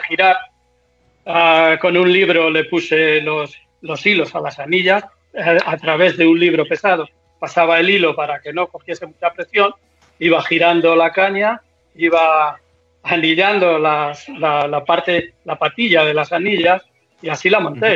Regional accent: Peñaranda, Castile and León, Spain; aquí en mi pueblo

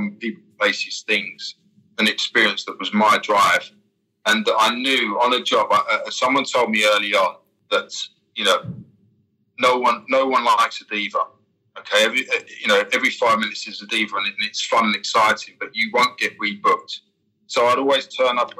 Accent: London, United Kingdom; moved away as an adult; where I'm from East London

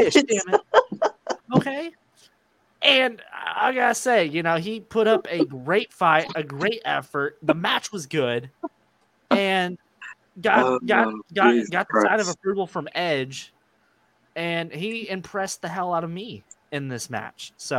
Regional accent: United Kingdom; because I'm British and he's Australian

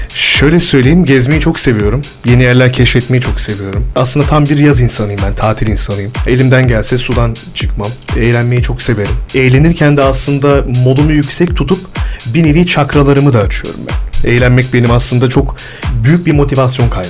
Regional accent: İzmit, Kocaeli, Turkey; also born or lived in İzmir / Eskişehir / Erzurum; Çok seviyorum İzmit'i. Orada büyüdüm.

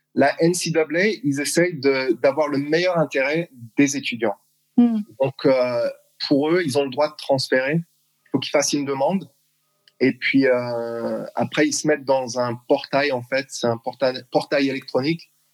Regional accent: Strasbourg, Grand Est, France; moved away as an adult; also born or lived in Massachusetts, United States / South Carolina, United States; now in Texas, United States; Je suis né à Strasbourg, euh, d'une mère alsacienne et mon père qui, euh, qui était d'Haïti

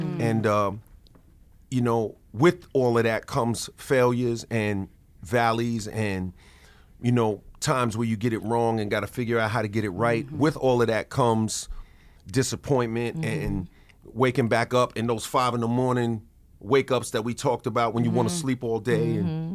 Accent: New York City, New York, United States; grow up in Queens, you know, especially, you know, as a man, black man

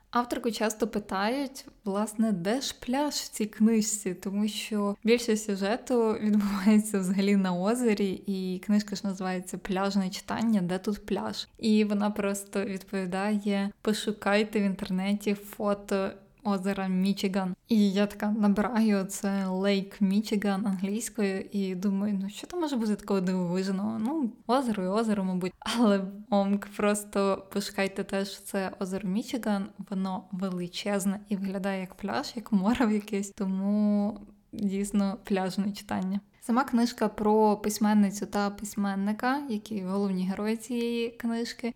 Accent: Zakarpattia Oblast, Ukraine; я росла і народилася в Закарпатській області

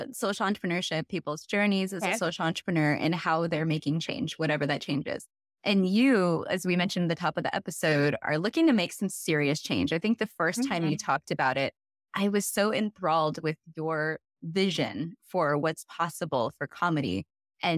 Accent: Whittier, California, United States; I'm Whittier girl

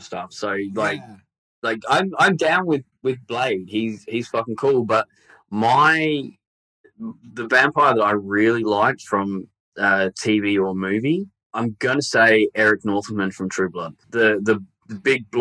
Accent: Victoria, Australia; I grew up in Victoria where it was always raining.

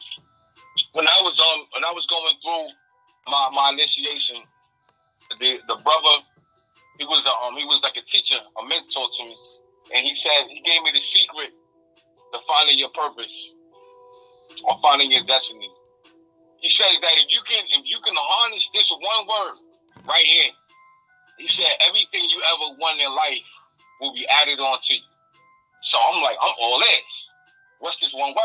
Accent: New York City, New York, United States; now in South Carolina, United States; I'm originally from Jamaica, Queens, New York, South Side, Jamaica, Queens.

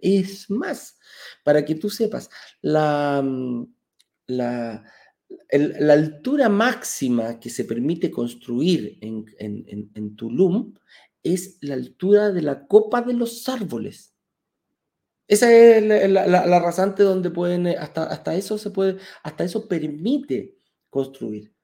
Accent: Chile; en Chile, en mi país

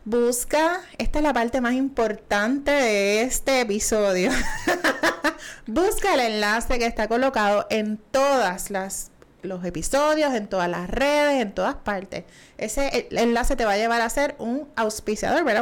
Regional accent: Puerto Rico; estamos en Puerto Rico, ¿verdad? Así que somos dos puertorriqueños de pura cepa

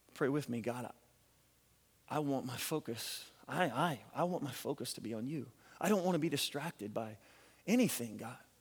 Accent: Louisiana, United States; We're from Louisiana

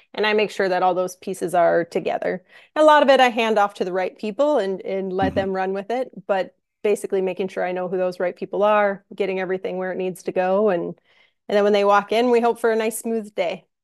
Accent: Minnesota, United States; moved away as an adult; also born or lived in St. Louis, Missouri; now in Minneapolis, United States; I'm I'm from Minnesota

